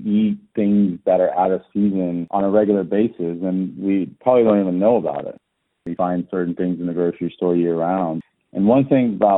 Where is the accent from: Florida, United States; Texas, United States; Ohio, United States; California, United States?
Texas, United States; Austin; born or raised there; also born or lived in Tehran, Iran